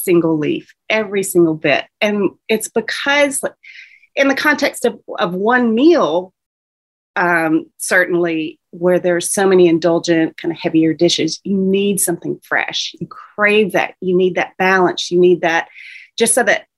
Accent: the South, United States; accent: Southern; I'm from the South, you can probably tell by my accent

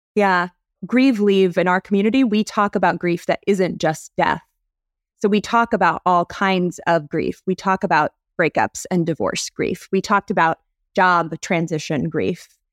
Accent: North Carolina, United States; I'm from North Carolina, born and raised

